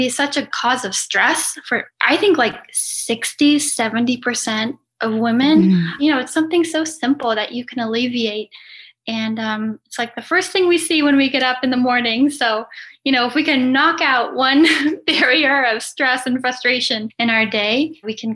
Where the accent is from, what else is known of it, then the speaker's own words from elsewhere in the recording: Los Angeles, California, United States; growing up in Los Angeles